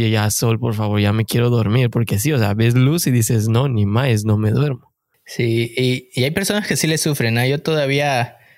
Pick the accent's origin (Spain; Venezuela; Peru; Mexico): Mexico; como saben, somos mexicanos de corazón que venimos en busca del famosísimo sueño canadiense.